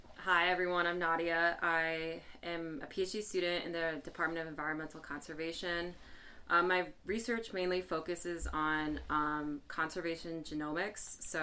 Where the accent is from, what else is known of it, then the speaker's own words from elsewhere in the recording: Indiana, United States; moved away as an adult; now in Massachusetts, United States; I'm like native to Indiana as well. So I'm Midwest, and I make my way back home quite frequently.